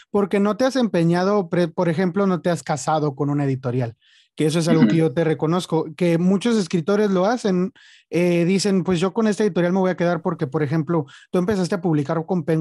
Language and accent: Spanish; Mexico; Digo, siendo mexicano, a veces muchos decimos, este, se batalla para que te publiquen